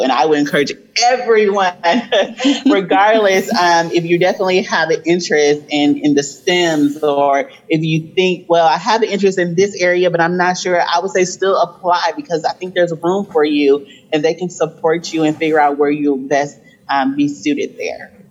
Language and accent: English; Flint, Michigan, United States; I grew up in Flint, Michigan.